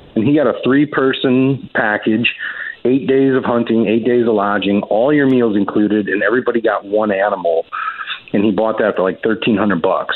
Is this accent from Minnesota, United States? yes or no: no; Crown Point, Indiana, United States; moved away as an adult; also born or lived in Montana; now in Missouri, United States; my hometown of Crown Point, Indiana